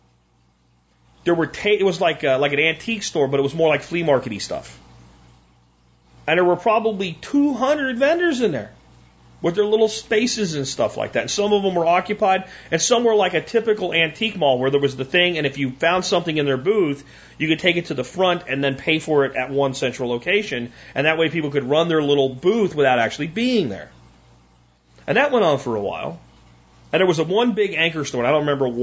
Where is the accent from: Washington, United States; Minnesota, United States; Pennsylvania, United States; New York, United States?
Pennsylvania, United States; Pottsville; moved away; my hometown of Pottsville